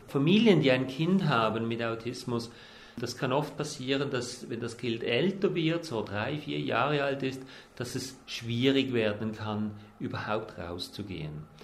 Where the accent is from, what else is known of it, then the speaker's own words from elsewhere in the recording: Switzerland; also born or lived in New Zealand; bei uns in der Schweiz